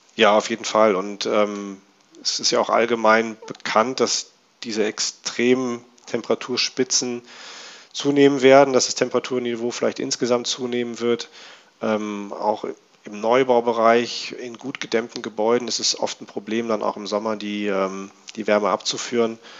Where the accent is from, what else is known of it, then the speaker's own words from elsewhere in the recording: North Rhine-Westphalia, Germany; now in Berlin, Germany; ich komme ähm, eigentlich aus Nordrhein-Westfalen